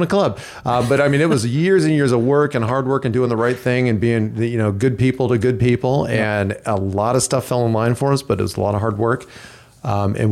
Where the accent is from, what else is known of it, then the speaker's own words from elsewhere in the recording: Illinois, United States; now in Chandler, United States; I'm from Illinois